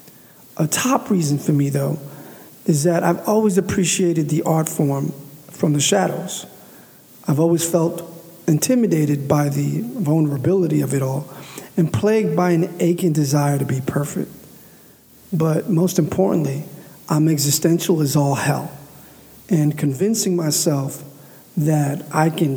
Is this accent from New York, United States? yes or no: yes; New York City, New York, United States; also born or lived in Buffalo, New York; I was raised in Harlem to Dominican parents in the 80s